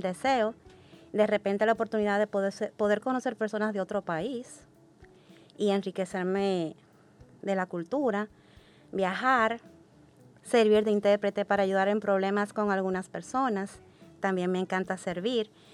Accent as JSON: {"language": "Spanish", "country": "Dominican Republic", "tie": "born or raised there", "said": "Yo nací y crecí en República Dominicana"}